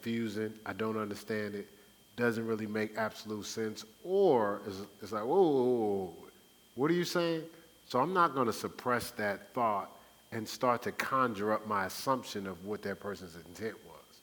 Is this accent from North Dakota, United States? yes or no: no; Newark, New Jersey, United States; my growing up in Newark